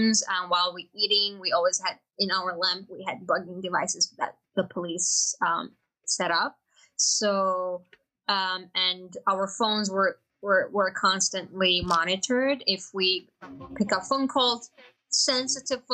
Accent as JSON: {"language": "English", "region": "Beijing", "country": "China", "tie": "born or raised there", "also_born_or_lived": "Atush, Xinjiang (hometown) / Shanghai / Indiana, United States", "second_language": "English", "moved": "as an adult", "lives_now": "United States", "said": "I was born and raised in Beijing"}